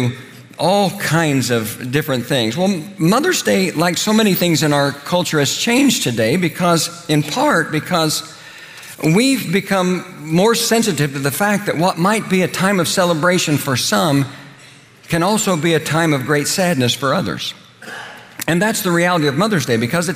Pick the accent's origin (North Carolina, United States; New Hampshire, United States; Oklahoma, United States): Oklahoma, United States; moved away; also born or lived in Indiana; The little church I grew up in Oklahoma